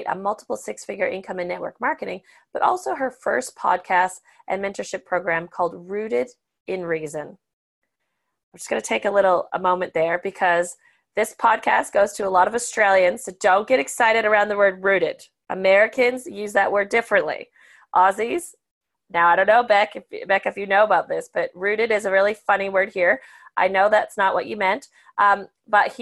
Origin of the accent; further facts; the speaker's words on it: Canada; I'm the Canadian